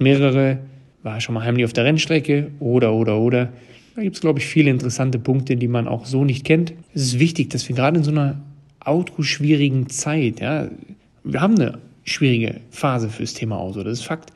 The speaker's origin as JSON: {"language": "German", "area": "Ruhr area", "region": "North Rhine-Westphalia", "country": "Germany", "said": "als Ruhrpottler"}